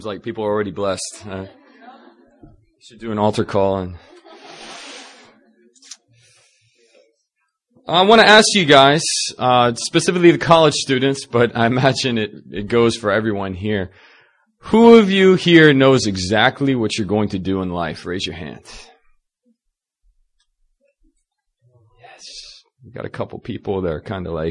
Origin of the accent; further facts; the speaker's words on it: Northern Virginia, United States; moved away as an adult; now in South Korea; I'm originally from Northern Virginia